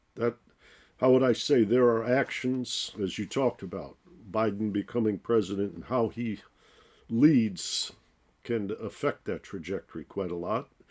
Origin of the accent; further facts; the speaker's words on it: Detroit, Michigan, United States; I grew up in Detroit.